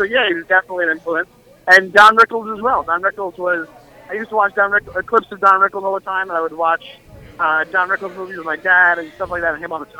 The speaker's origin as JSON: {"language": "English", "area": "Long Island", "region": "New York", "country": "United States", "also_born_or_lived": "Queens", "said": "I'm from Long Island originally, right near Queens. I'm from like Queens."}